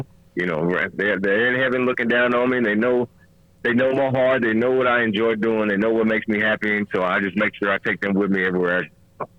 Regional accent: Mississippi, United States; I'm from Mississippi. I'm a blues guy.

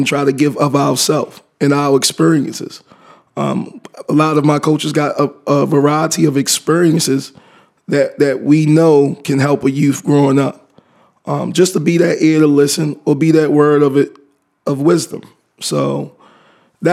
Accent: Baltimore, Maryland, United States; born and raised in Baltimore, Maryland

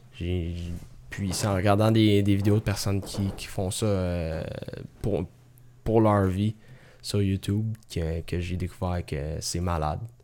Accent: Sainte-Marthe-sur-le-Lac, Quebec, Canada; j'ai grandi là, à Sainte-Marthe

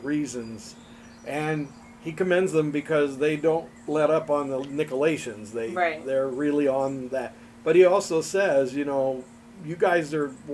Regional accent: United States; I'm an American

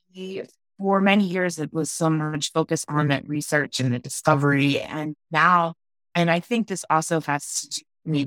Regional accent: Philadelphia, Pennsylvania, United States; now in Denver, United States; I grew up in Philadelphia

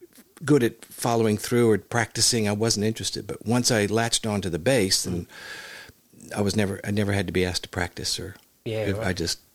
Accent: Hollywood, California, United States; I was born in Hollywood. My mother was a professional dancer, as my grandmother was too. And my father was a professional drummer. And I was born there and raised there and started playing music at a young age.

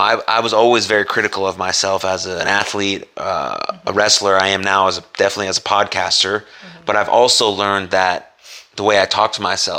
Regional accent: California, United States; moved away; also born or lived in Philadelphia; I've lived in both those sides of the country. And I was born in California.

